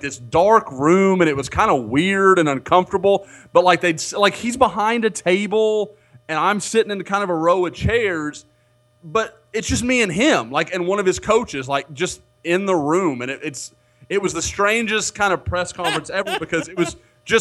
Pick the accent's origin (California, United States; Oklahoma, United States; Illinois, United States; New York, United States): Oklahoma, United States; I'm from Oklahoma